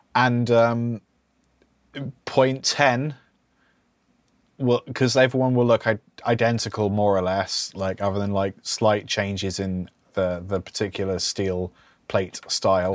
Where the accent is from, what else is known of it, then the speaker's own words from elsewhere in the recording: United Kingdom; we're British